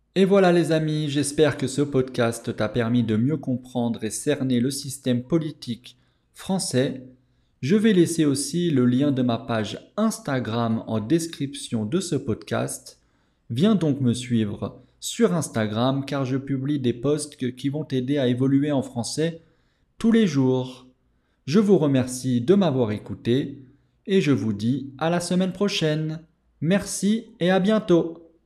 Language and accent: French; France; je suis français